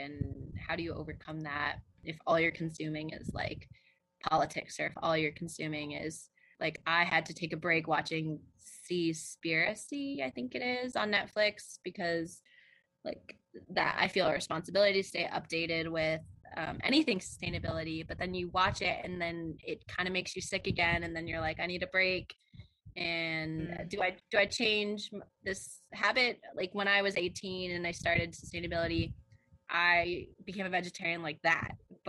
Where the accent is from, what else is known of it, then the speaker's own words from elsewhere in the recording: China; born there; I was born in China, and other people that I know who I love in my life have pretty negative perceptions of China